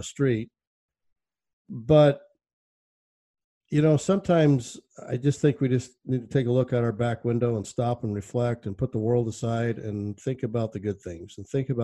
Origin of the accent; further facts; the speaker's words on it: Arizona, United States; my hometown in Arizona